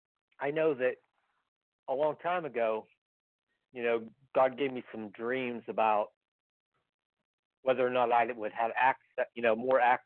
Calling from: Pennsylvania, United States

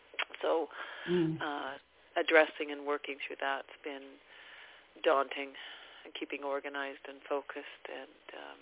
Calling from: Abbotsford, British Columbia, Canada; I'm calling from Abbotsford in British Columbia.

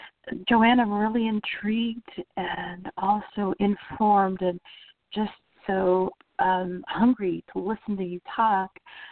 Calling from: Orlando, Florida, United States; I'm calling from Orlando, Florida.

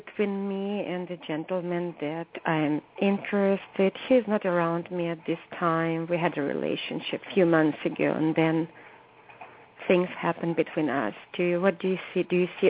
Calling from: California, United States; I'm calling from California.

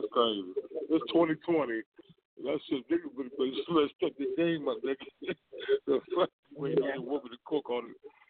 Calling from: Pittsburgh, Pennsylvania, United States; Oh, Pittsburgh, PA.

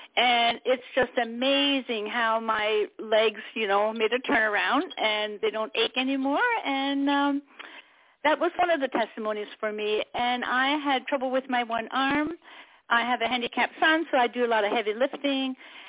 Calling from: Pennsylvania, United States; Hello, this is … from Pennsylvania.

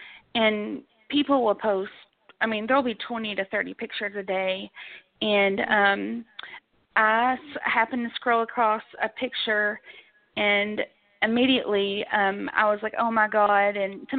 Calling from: Kentucky, United States; I'm calling from Kentucky as well.

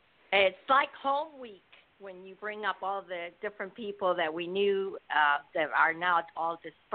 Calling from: Hawaii, United States; also born or lived in Virginia; I'm calling from Hawaii, but I used to live in Virginia.

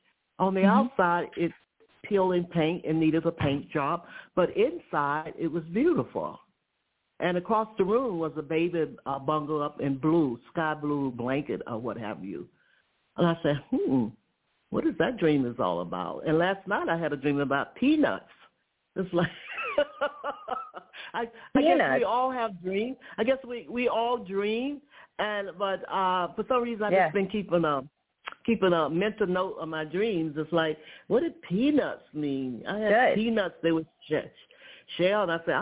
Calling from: Atlanta, Georgia, United States; from Georgia, Atlanta.

